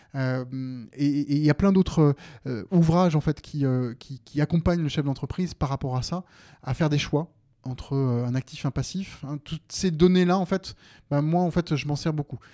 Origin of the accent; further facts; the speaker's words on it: Seine-et-Marne, Île-de-France, France; moved away as an adult; now in Mâcon, France; j'ai grandi en Seine-et-Marne.